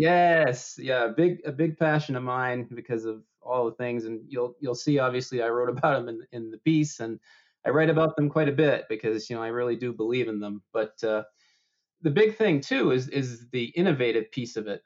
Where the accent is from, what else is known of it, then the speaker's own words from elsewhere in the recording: Maine, United States; my hometown in Maine